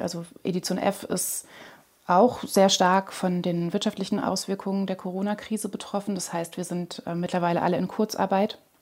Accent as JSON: {"language": "German", "region": "Lower Saxony", "country": "Germany", "tie": "born or raised there", "said": "in Niedersachsen, wo ich aufgewachsen bin"}